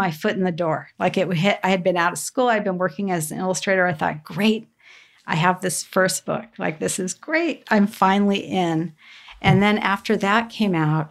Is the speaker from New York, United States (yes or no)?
no; Southern California, United States; Growing up in Southern California